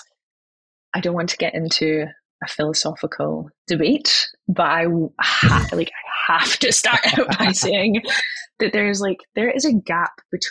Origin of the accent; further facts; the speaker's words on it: Scotland, United Kingdom; now in California, United States; I grew up in Scotland